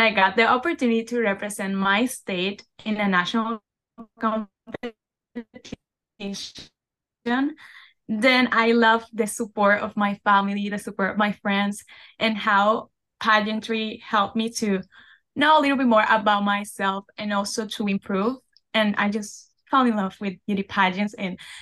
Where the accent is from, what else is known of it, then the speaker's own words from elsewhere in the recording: Venezuela; English is a second language; moved away as an adult; now in Orlando, United States; I was born in Venezuela, but my family and I decided to move to the United States of America